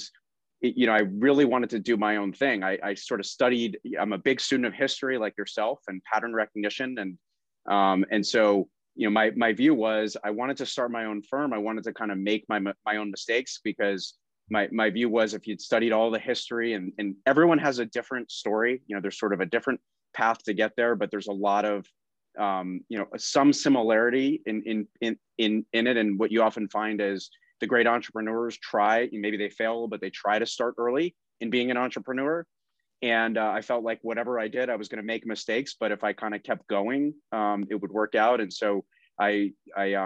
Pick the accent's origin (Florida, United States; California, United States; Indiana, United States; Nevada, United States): Florida, United States; Boca Raton; also born or lived in Fort Lauderdale, Florida; I grew up in South Florida. I was born in Fort Lauderdale, raised in Boca